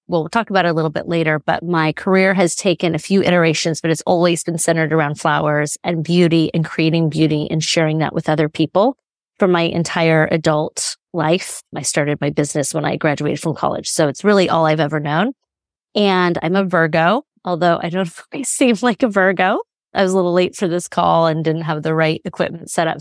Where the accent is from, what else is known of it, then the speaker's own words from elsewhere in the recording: Chico, California, United States; moved away as an adult; also born or lived in San Francisco; in Northern California, and I grew up in Chico